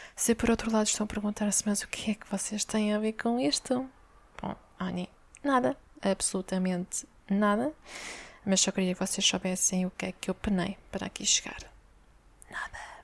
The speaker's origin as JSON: {"language": "Portuguese", "town": "Amadora", "region": "Lisbon", "country": "Portugal", "tie": "born or raised there", "said": "eu cresci na Brandoa, esse belo bairro social"}